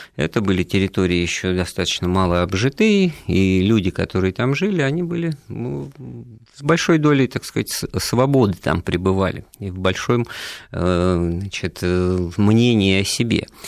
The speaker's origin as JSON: {"language": "Russian", "town": "Ufa", "region": "Bashkortostan", "country": "Russia", "tie": "born or raised there", "said": "я сам родом из Уфы, из Башкирии"}